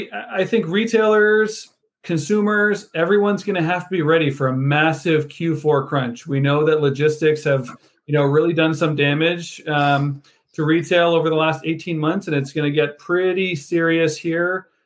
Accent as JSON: {"language": "English", "town": "Mississauga", "region": "Ontario", "country": "Canada", "tie": "born or raised there", "moved": "yes", "lives_now": "Chicago, United States", "said": "I live in Chicago now, but as someone that was born and raised in Mississauga, Ontario"}